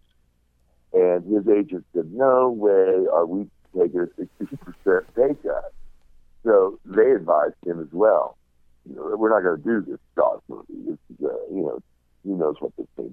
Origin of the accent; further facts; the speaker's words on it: West Virginia, United States; where I come from in West Virginia, we're pretty tough